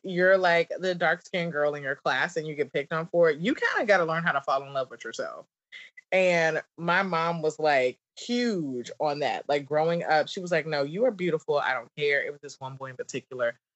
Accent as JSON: {"language": "English", "region": "the South", "country": "United States", "accent": "southern", "said": "my southern accent"}